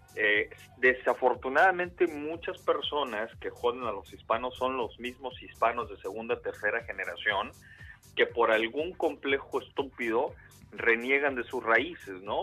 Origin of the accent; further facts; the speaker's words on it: Mexico; now in United States; estar viviendo allá en, México